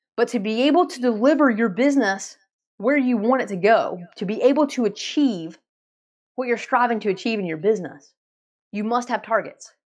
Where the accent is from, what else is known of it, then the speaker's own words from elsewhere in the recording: Asheville, North Carolina, United States; I'm from Asheville, North Carolina